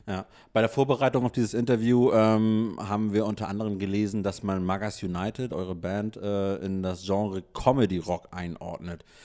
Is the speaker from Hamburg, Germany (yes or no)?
yes; Hamburg, Germany; Wir als Hamburger